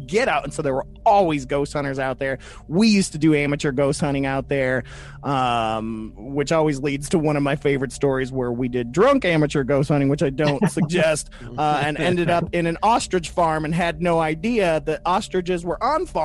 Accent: Louisville, Kentucky, United States; moved away; we're from Kentucky originally, and well, I am

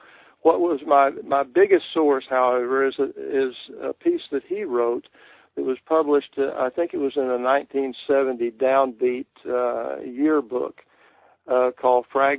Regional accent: Texas, United States; It's really about growing up in Texas, which really appealed to me because, of course, being a native myself, and in my own writing, I have always wanted to write about my part of the country, the people.

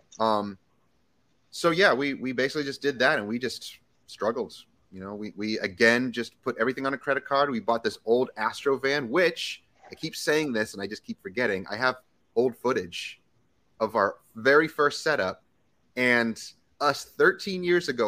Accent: New England, United States; moved away as an adult; also born or lived in Boston, Massachusetts / Vermont / northern New York; now in Virginia, United States; I grew up in Boston, then I grew up in Vermont. So I'm a New Englander.

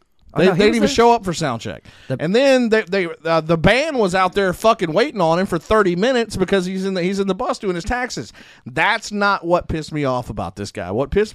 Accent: Monroe, United States; he was coming to my hometown

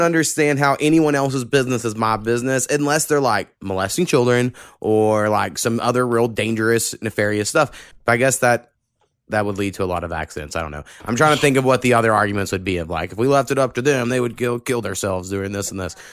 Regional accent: Oklahoma, United States; I grew up in Oklahoma

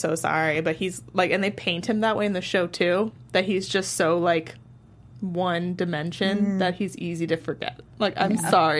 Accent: Ireland; I'm Irish

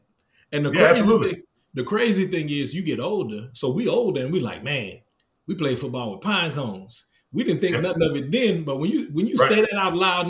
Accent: Lafayette, Louisiana, United States; I'm from Lafayette.

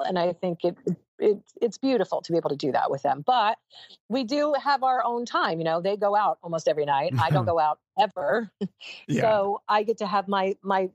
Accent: New York City, New York, United States; I'm a New Yorker

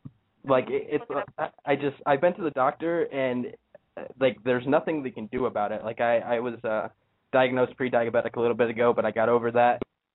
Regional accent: Ohio, United States; I'm 18, and I'm from Ohio.

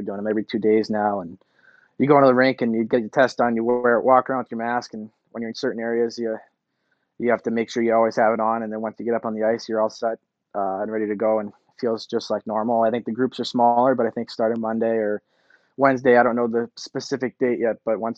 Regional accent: Boston, Massachusetts, United States; moved away as an adult; now in Minnesota, United States; growing up in Boston, being from Boston, playing for Boston, going to Harvard

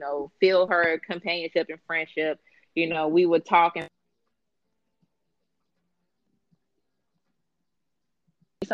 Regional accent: Chicago, Illinois, United States; moved away as an adult; I moved away from Chicago when I was 25

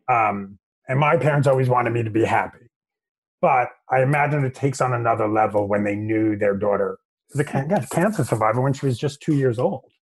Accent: New York, United States; I'm from New York

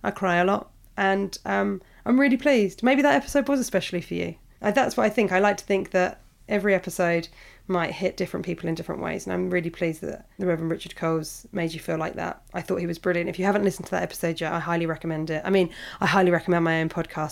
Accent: Portsmouth, South East England, United Kingdom; where I grew up in Portsmouth

